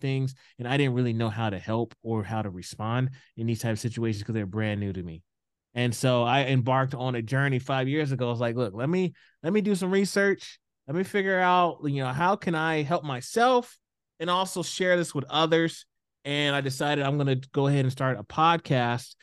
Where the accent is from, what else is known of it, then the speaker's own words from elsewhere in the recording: Houston, Texas, United States; moved away as an adult; now in Idaho, United States; I grew up in the South. I grew up in Houston.